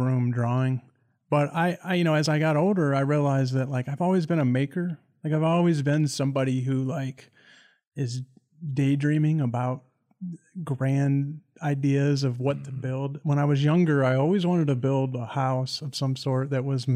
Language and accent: English; Greenwich, Ohio, United States; moved away as an adult; also born or lived in Michigan; I'm from a small town in Ohio named Greenwich.